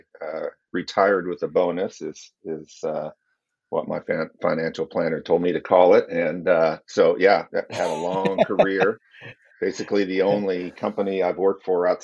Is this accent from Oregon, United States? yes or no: yes; Corvallis, Oregon, United States; I grew up in Corvallis